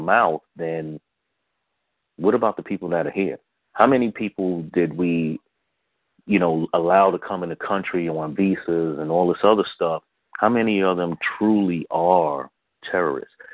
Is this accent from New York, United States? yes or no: yes; New York City, New York, United States; I grew up in the South Bronx.